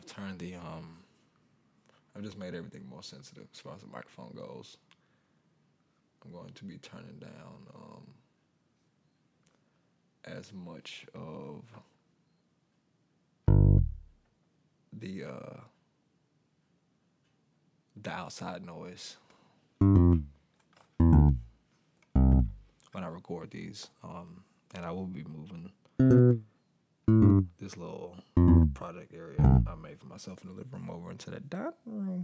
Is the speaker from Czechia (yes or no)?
no; Atlanta, Georgia, United States; also born or lived in Mississippi; I'm from Atlanta, Georgia. I was born in Mississippi.